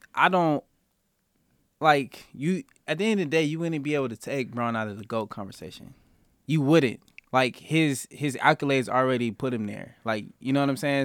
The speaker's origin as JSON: {"language": "English", "town": "Denver", "region": "Colorado", "country": "United States", "tie": "born or raised there", "said": "I grew up in Denver"}